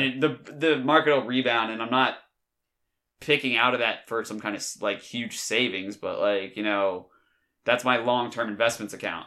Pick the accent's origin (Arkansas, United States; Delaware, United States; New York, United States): Delaware, United States; I'm from Delaware